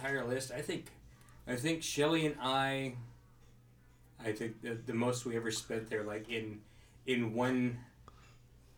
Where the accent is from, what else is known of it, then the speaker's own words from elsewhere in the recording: Sacramento, California, United States; growing up in Sacramento